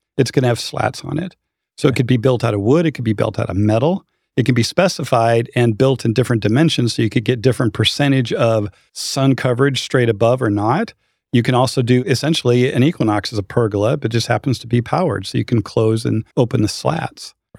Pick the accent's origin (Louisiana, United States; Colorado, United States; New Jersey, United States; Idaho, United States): Idaho, United States; now in North Texas, United States; I'm from Idaho.